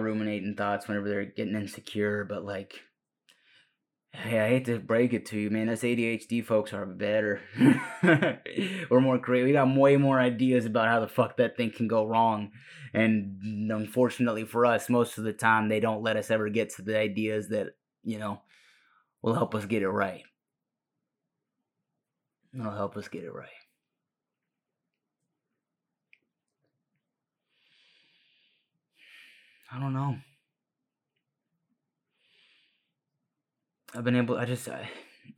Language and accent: English; Watauga, Texas, United States; first language Spanish; English is a second language; I'm from Watauga, Texas.